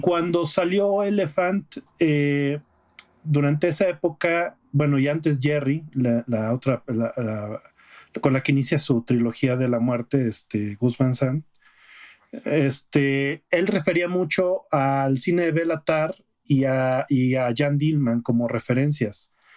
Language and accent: Spanish; Aguascalientes, Mexico; moved away; allá en Aguascalientes, de donde yo soy